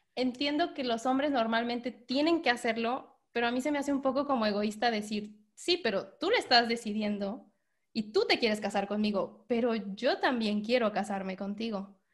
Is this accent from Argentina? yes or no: no; Morelia, Michoacán, Mexico; Yo soy de Morelia, entonces me, lo llevé a todo, todo Michoacán. O sea, yo primero le dije, tienes que conocer mi lugar, mi tierra, donde yo nací